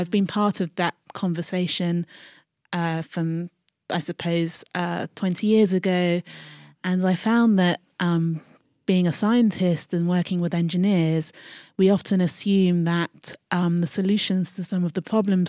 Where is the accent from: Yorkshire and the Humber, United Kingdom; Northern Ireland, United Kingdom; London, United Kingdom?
London, United Kingdom; Croydon; I am from South London, mm-hmm. Croydon. Mm-hmm. Big up Croydon.